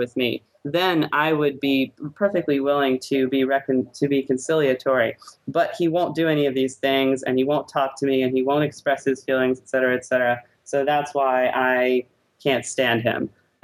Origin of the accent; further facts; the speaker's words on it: New Orleans, Louisiana, United States; my parents normally live in New Orleans, which is my hometown